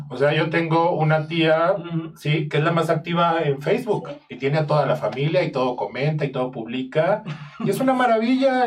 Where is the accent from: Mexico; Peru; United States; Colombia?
Mexico; yo como mexicano